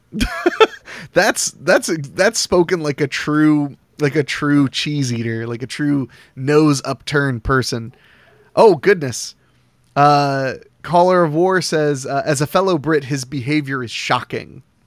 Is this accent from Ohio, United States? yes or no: yes; Ohio, United States; I'm from Ohio